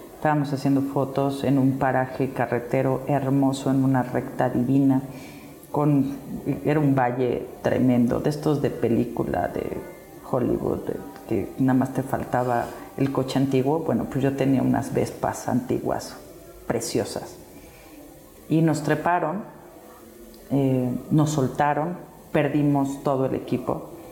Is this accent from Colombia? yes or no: no; Mexico